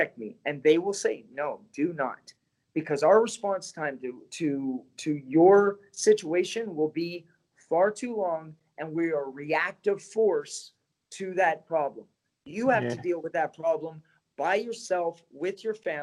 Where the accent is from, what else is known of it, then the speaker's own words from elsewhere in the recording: Canada; now in United States; I grew up in Canada